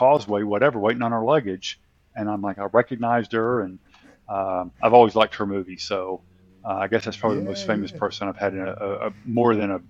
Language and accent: English; the South, United States; as I said, I'm in America and I'm from the South. So in the South, we don't pronounce our words quite properly.